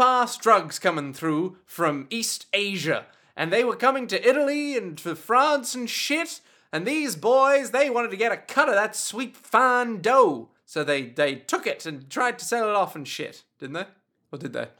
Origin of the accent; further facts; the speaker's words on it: Australia; As an Australian